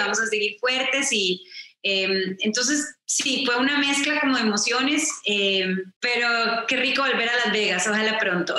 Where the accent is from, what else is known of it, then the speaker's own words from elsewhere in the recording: Costa Rica; soy de Costa Rica, entonces crecí escuchando boleros